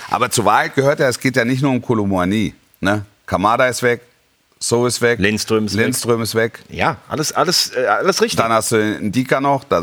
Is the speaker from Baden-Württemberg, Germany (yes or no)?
yes; Esslingen am Neckar, Baden-Württemberg, Germany; Ich komme ja nicht von der Alp, ich komme aus Esslingen am Neckar.